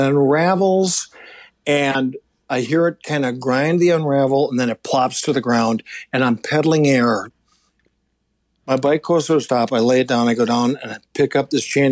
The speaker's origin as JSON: {"language": "English", "town": "Minneapolis", "region": "Minnesota", "country": "United States", "tie": "born or raised there", "said": "my hometown in Minneapolis"}